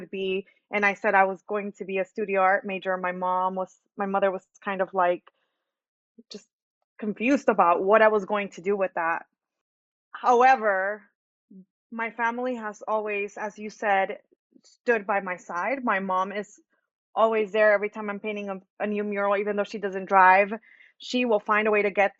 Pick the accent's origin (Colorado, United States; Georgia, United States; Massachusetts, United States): Georgia, United States; Atlanta; English is a second language; also born or lived in Michoacán, Mexico; Growing up on Buford Highway was an amazing experience